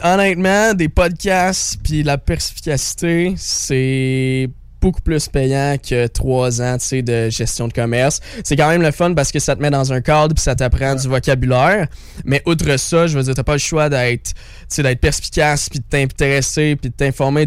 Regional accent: Quebec, Canada; je viens de la région des Sept Chemins. Donc le Montréal, c'est mon hometown.

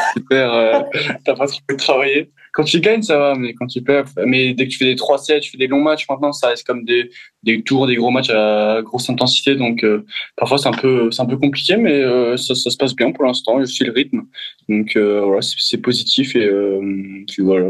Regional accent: France

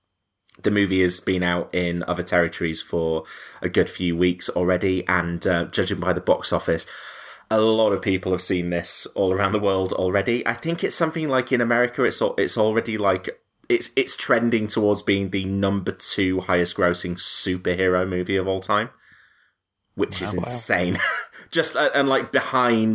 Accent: Leeds, Yorkshire and the Humber, United Kingdom; accent: northern

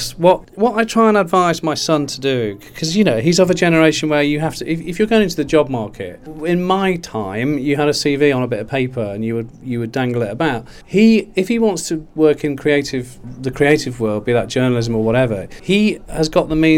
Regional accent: Derby, East Midlands, United Kingdom; moved away as an adult; also born or lived in Manchester; Derby County Football Club, which is my hometown

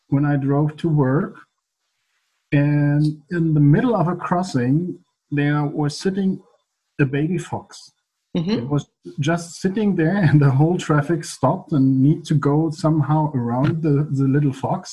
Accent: Germany; English is a second language; English is not my native language. I'm a German usually

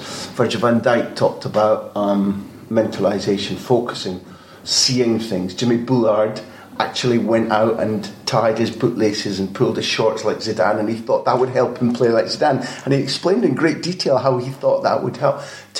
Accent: Scotland, United Kingdom; I'm a Scot, I'm a Celt. We get quite emotional about things

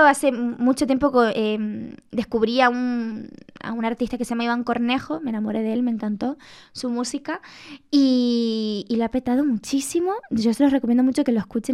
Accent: Canary Islands, Spain; moved away as an adult; now in Madrid, Spain; mi tierra y con, lo que fui, con mi infancia

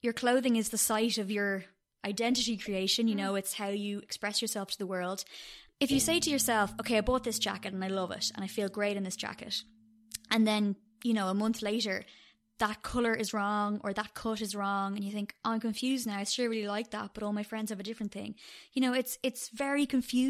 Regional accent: Dublin, Leinster, Ireland; also born or lived in Cork / London; I was born in Cork, but I've lived in Dublin since I was 8

